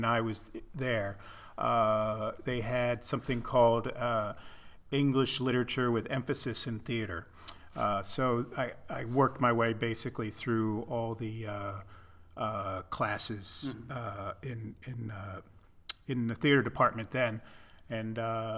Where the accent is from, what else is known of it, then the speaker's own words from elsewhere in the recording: Pennsylvania, United States; moved away as an adult; also born or lived in Manhattan, New York; now in Durham, United States; I'm originally from Pennsylvania, and I moved to Durham in 1985.